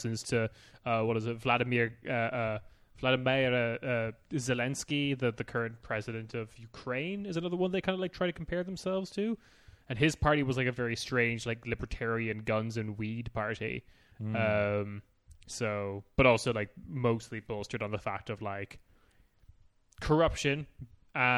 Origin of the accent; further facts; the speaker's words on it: Ireland; I am Irish.